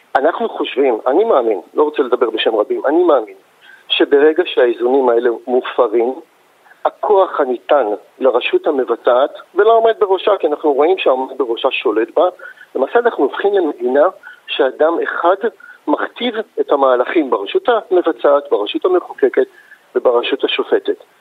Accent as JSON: {"language": "Hebrew", "country": "Israel", "tie": "born or raised there", "said": "אנחנו נולדנו פה"}